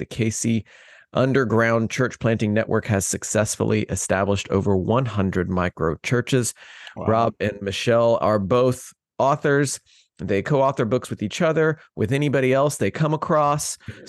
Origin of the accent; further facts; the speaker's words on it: Indiana, United States; I am from Indiana, so I have lots of Taylor friends.